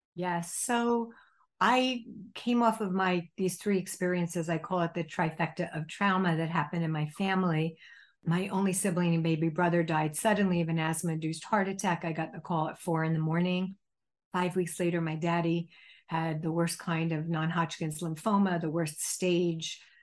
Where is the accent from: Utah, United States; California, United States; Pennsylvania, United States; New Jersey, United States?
New Jersey, United States; When I was a child growing up in New Jersey